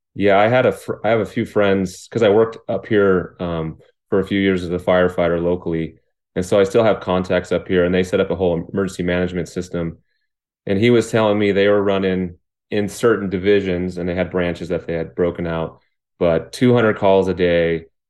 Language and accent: English; Riverside, California, United States; also born or lived in Lake Arrowhead, California; I was born in Riverside, California, which is about an hour away from where I live right now in Lake Arrowhead.